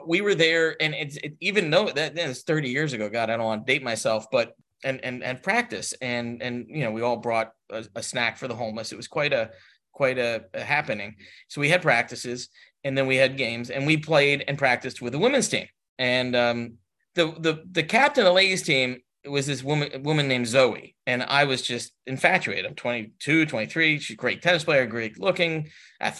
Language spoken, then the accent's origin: English; United States; Dave and I, you know, as two American men